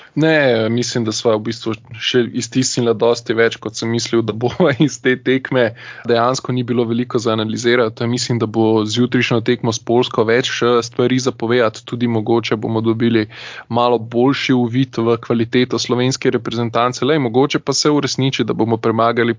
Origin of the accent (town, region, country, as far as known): Slovenia